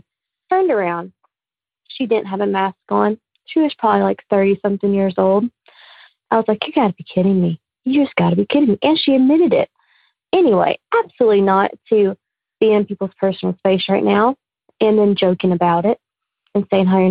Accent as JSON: {"language": "English", "region": "Alabama", "country": "United States", "said": "I'm from Alabama."}